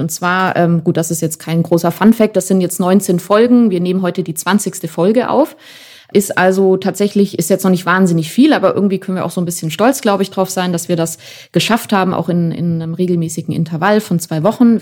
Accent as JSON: {"language": "German", "country": "Germany", "said": "bei uns in Deutschland"}